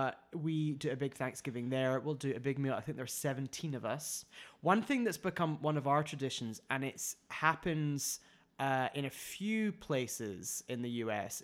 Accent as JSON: {"language": "English", "country": "United Kingdom", "moved": "yes", "said": "as a British person"}